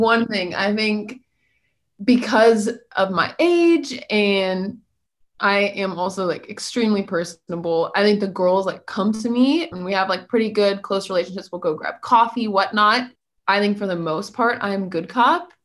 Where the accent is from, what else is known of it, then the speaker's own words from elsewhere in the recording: Missouri, United States; moved away as an adult; now in Oxford, United States; I'm from Missouri, so I grew up